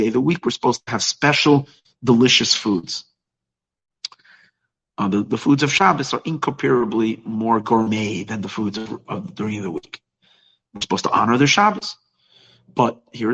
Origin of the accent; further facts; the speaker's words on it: New York, United States; now in Los Angeles, United States; I grew up in New York